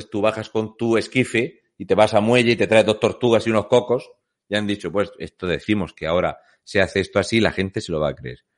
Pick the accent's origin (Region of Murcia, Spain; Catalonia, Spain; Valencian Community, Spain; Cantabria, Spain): Region of Murcia, Spain; Fuente Álamo; Muy buenas … soy de Fuente Álamo de Murcia.